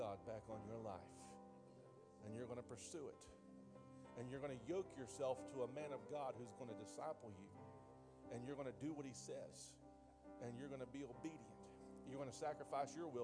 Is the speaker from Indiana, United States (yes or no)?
yes; Indiana, United States; I'm from Indiana